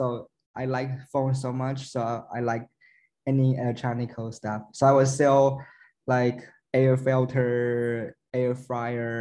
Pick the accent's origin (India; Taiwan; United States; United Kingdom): Taiwan; I'm from Taiwan